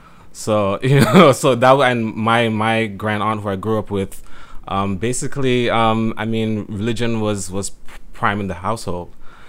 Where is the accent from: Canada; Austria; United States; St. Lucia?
St. Lucia; moved away; Growing up in St. Lucia, it was very, I would say, very isolated, very, we live in a very conservative environment, society, like Jamaica.